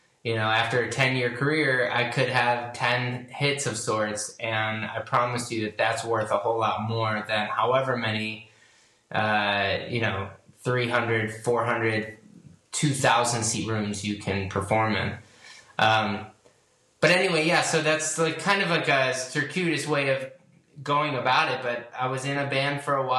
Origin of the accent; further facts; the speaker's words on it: Chicago, Illinois, United States; moved away as an adult; also born or lived in Los Angeles; I grew up in Chicago and I moved to Los Angeles when I was 18 for school at USC